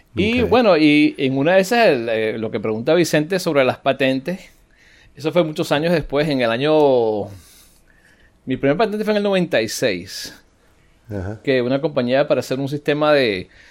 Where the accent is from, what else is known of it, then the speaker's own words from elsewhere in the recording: United States; soy americano